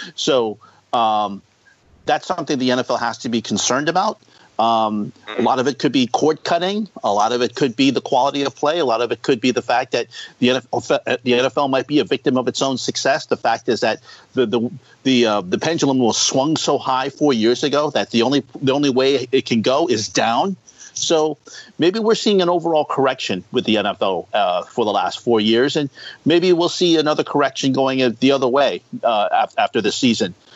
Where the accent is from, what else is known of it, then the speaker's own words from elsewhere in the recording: East Coast, United States; I'm from the East Coast